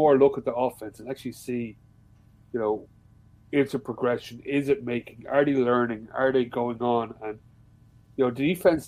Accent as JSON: {"language": "English", "country": "Ireland", "said": "I am Irish"}